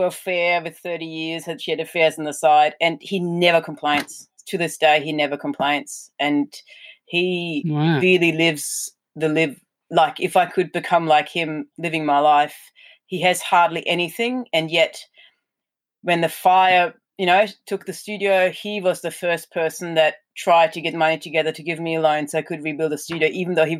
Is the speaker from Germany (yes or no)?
yes; Germany; moved away as an adult; now in Australia; I'm German. Well, I've been here for 20 years now, but I was born in Germany